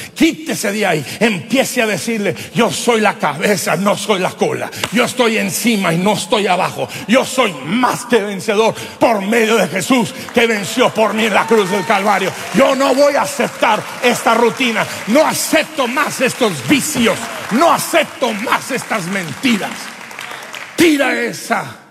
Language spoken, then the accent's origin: Spanish; Durango, Mexico; yo como buen durangueño, norteño, mexicano